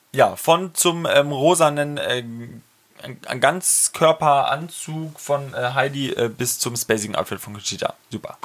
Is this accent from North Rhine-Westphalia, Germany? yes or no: no; Franconia, Bavaria, Germany; accent: Franconian; in meinem fränkischen Dialekt